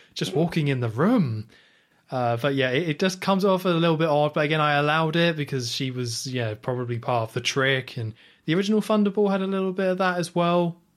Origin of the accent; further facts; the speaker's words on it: United Kingdom; as a British person